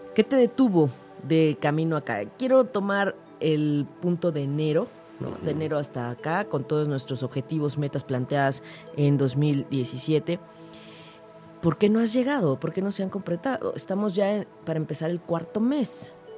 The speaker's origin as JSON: {"language": "Spanish", "country": "Mexico", "said": "nosotros pues como mexicanos"}